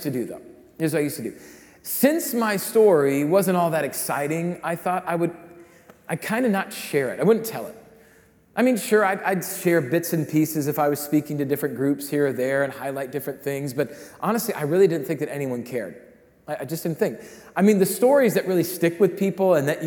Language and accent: English; Rapid City, South Dakota, United States; I grew up in Rapid City, South Dakota